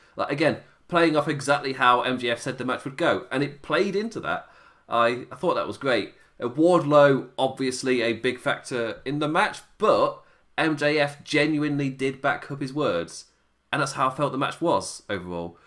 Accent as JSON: {"language": "English", "region": "England", "country": "United Kingdom", "said": "me being English"}